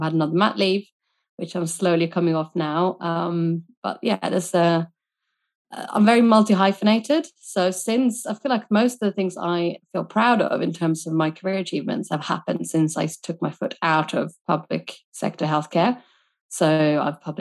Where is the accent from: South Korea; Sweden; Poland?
Sweden; moved away as an adult; now in United Kingdom; I was born and raised in Sweden